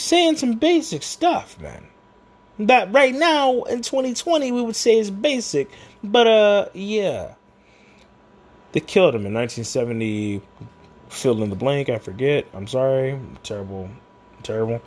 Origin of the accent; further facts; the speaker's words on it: United States; being an American